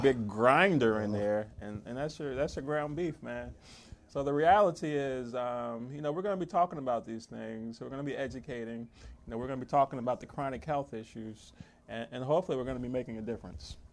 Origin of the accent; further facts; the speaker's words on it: New Jersey, United States; moved away as an adult; also born or lived in Laurel, Maryland; now in Maryland, United States; I'm originally from New Jersey